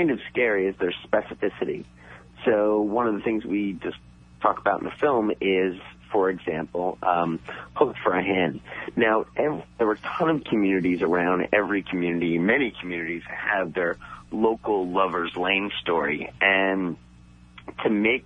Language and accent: English; New York City, New York, United States; I grew up in Staten Island